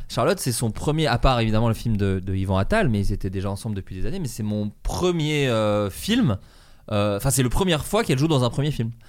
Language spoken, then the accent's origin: French; Burgundy, Bourgogne-Franche-Comté, France; moved away; en Bourgogne là où j'ai grandi en grande ah, partie